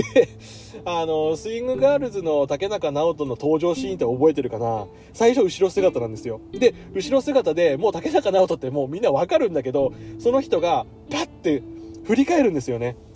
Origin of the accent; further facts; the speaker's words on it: rural Tohoku, Japan; moved away; 俺はどちらかというとあの東北の田舎の方出身なので